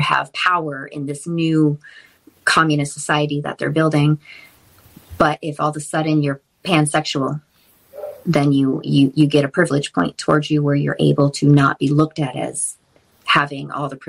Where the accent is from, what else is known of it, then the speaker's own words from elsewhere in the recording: Massachusetts, United States; I grew up in Massachusetts